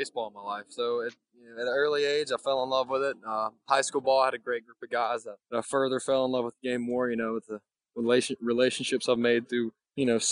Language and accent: English; Mississippi, United States; moved away as an adult; Born and raised in Mississippi, go to college in Mississippi